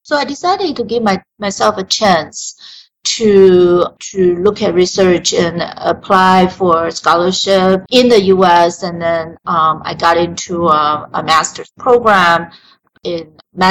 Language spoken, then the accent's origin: English; Taiwan; moved away; I was born and raised in Taiwan.